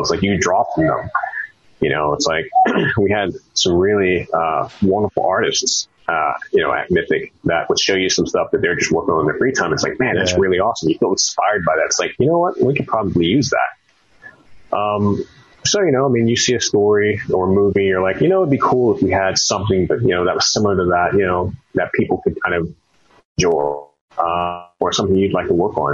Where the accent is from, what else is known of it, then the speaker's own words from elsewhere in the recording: Texas, United States; moved away; also born or lived in Richmond, Virginia; I'm from Texas, so played a lot of football